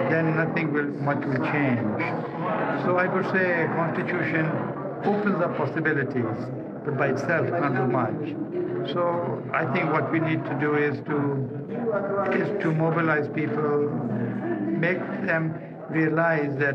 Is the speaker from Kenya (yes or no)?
yes; Ruiru, Central Province, Kenya; I come from Central Province myself, and I remember as a child growing up in a place called Ruiru, not very far from here